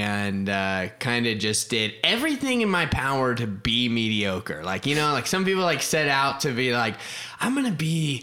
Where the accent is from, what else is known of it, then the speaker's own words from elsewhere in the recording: Florida, United States; also born or lived in Ohio; now in Oklahoma, United States; I grew up in Florida, and my dad was a pastor, and so I grew up in Florida. I spent a little bit of time living in Ohio when I was a kid